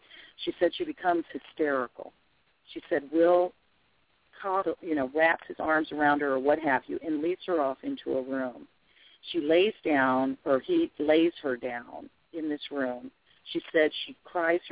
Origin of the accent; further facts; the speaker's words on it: Arizona, United States; I'm from Arizona of mixed Indian blood